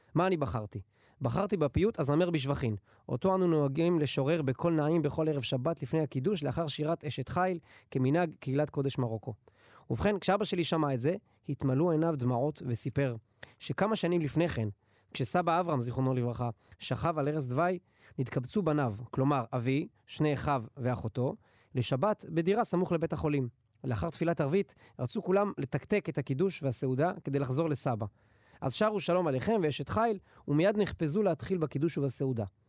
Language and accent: Hebrew; Netanya, Central District, Israel; now in Samaria; אני גדלתי בנתניה. אני כיום גר בשומרון